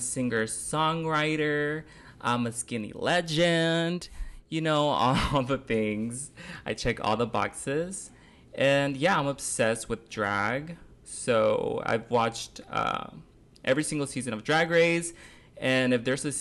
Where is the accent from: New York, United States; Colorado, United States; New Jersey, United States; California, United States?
California, United States; Compton; now in San Antonio, United States; we are actually brothers. We grew up in Compton, California.